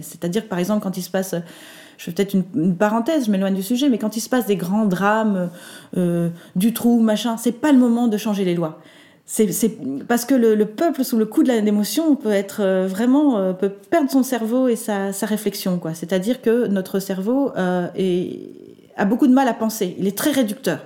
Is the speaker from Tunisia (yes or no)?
no; Belgium; chez nous en Belgique